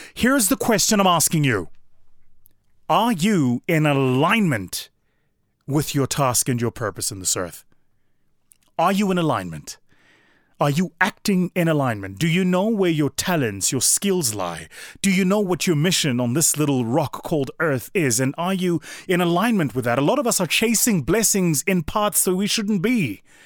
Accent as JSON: {"language": "English", "country": "South Africa", "said": "my home country of South Africa"}